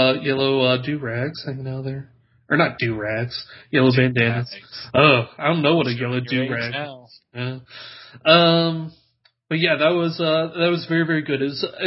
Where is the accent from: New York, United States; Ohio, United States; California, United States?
Ohio, United States; I'm from Ohio, dude.